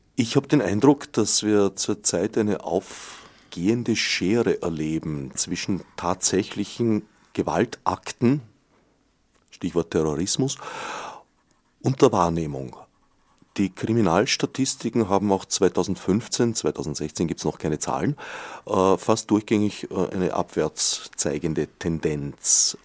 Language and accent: German; Austria; bei uns in Österreich